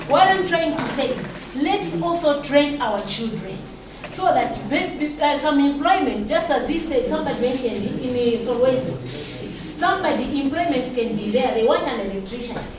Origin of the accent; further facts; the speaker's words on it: Zambia; I come from Chipini.